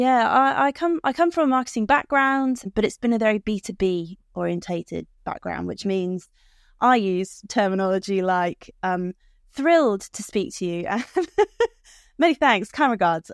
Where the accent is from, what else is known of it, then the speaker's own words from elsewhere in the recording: United Kingdom; I'm British.